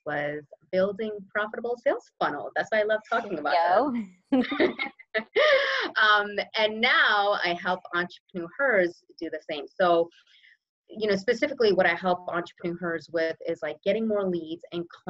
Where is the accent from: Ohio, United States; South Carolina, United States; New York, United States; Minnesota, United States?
New York, United States; New York City; also born or lived in Brooklyn; now in New Jersey, United States; originally I'm from New York, born in Brooklyn, raised in Queens